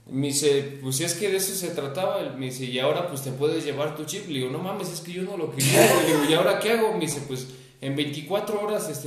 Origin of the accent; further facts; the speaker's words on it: Perote, Veracruz, Mexico; moved away; yo soy de, Veracruz. Así le dije, de Veracruz. Me dijo, ¿de qué parte? Y le digo, de Perote.